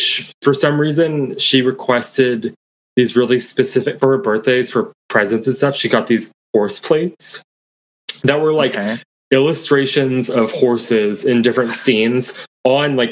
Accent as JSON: {"language": "English", "town": "Beaverton", "region": "Oregon", "country": "United States", "tie": "born or raised there", "said": "Beaverton? The suburbs"}